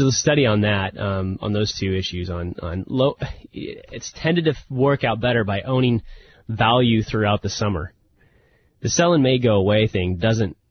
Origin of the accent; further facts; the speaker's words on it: the Northwest, Pacific Northwest, United States; I'm a big Blazer fan growing up in the Northwest